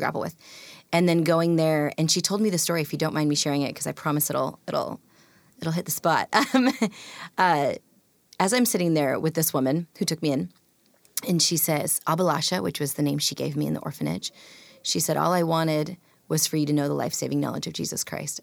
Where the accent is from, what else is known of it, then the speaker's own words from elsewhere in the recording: Pacific Northwest, United States; also born or lived in India; growing up in a rural white community